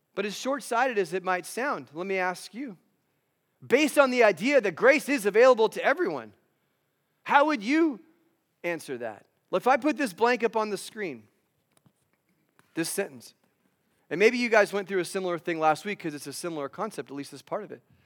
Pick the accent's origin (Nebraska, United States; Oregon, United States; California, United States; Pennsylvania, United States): California, United States; Los Angeles; now in Phoenix, United States; I live in Ph, the Phoenix area in Arizona, although I'm originally from Los Angeles.